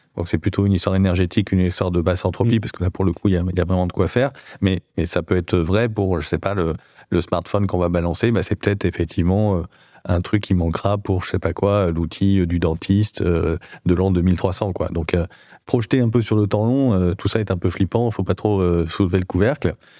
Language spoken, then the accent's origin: French; Bordeaux, Nouvelle-Aquitaine, France; Je viens de Bordeaux